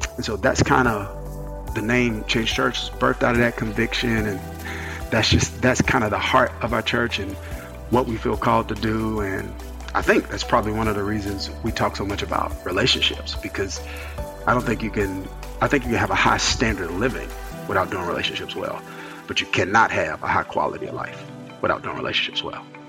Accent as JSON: {"language": "English", "region": "rural Mississippi", "country": "United States", "tie": "born or raised there", "also_born_or_lived": "New Jersey", "moved": "as an adult", "said": "I came from Mississippi, which was Bible Belt, small. My dad led a smaller church, bivocational. He's a bivocational pastor for the majority of my my childhood"}